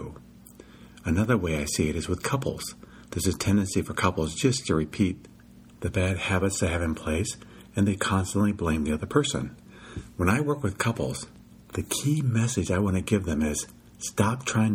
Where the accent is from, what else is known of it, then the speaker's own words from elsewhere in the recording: Midwest, United States; now in California, United States; When I first moved to California, I realized they ate a lot differently than I did because I grew up in the Midwest